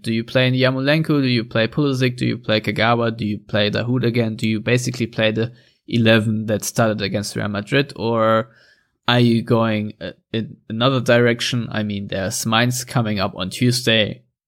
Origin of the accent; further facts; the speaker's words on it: Germany; accent: German; my German accent